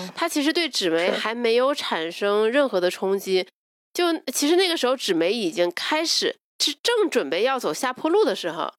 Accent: China; 大陆来的

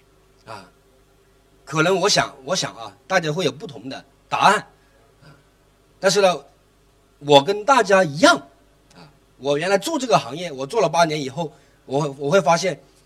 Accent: Chongqing, China; 我来自重庆

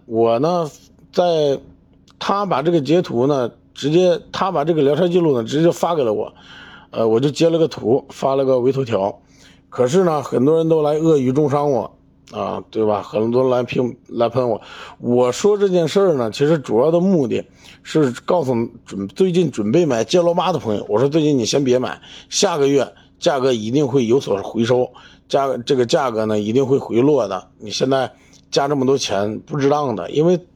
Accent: China; 我们中国人

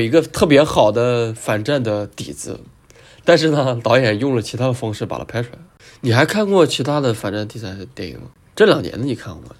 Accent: China; 我们中国人可能在二战跟他们有没有特别大的聚国了冲突吧

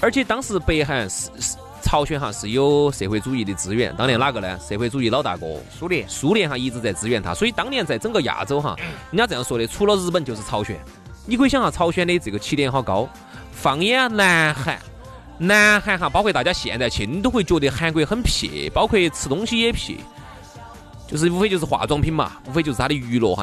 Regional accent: China; 我们作为中国人牙医

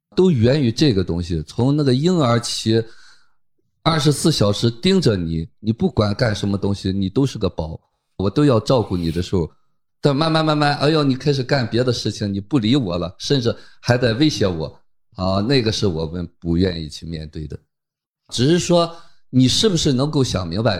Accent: Qingdao, Shandong, China; accent: Qingdao dialect; 我们青岛话叫使坏

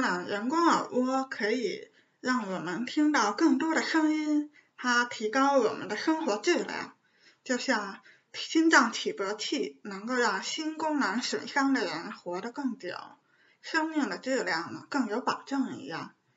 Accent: Beijing, China; 是一名地地道道的北京女生

